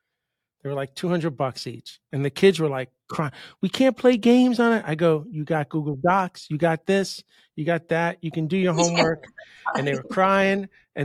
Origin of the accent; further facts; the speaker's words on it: New York, United States; moved away as an adult; now in Miami, United States; I grew up in New York. I went to school up by, I call it South Canada now, up by the Canadian border. And I graduated and I said, I'm done. And I moved in 94.